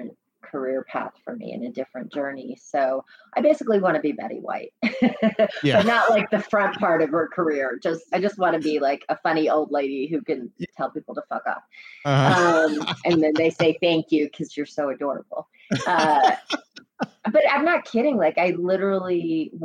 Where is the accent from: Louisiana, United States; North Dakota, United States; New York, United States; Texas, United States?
New York, United States; moved away; I was back in my hometown.